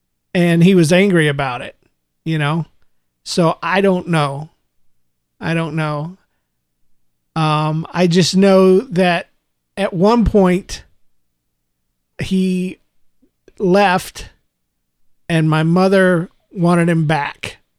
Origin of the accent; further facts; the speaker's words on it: Jacksonville, Florida, United States; also born or lived in Gainesville; I was born in Gainesville, Florida, and raised up in Jacksonville, Florida.